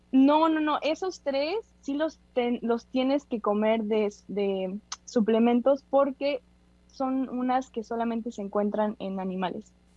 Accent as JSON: {"language": "Spanish", "country": "Mexico", "said": "como somos mexicanos"}